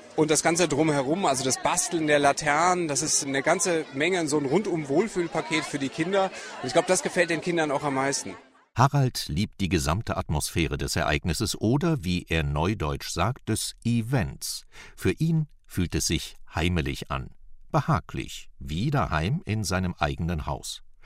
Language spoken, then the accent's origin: German; GDR, East Germany, Germany; also born or lived in Rhineland; now in Bonn, Germany; ich bin in der DDR aufgewachsen und da gab es keinen St. Martin